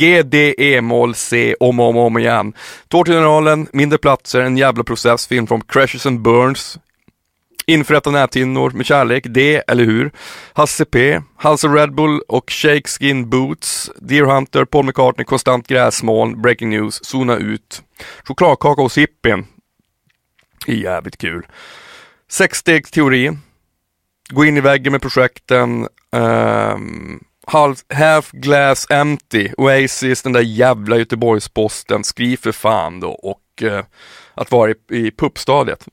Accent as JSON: {"language": "Swedish", "town": "Piteå", "region": "Norrbotten County", "country": "Sweden", "tie": "born or raised there", "said": "Jag är uppväxt i Piteå"}